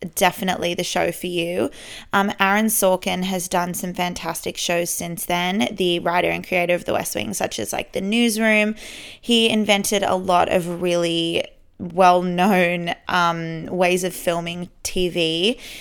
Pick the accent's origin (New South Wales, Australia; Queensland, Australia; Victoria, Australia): New South Wales, Australia; Sydney; born and raised in Sydney. I love living here.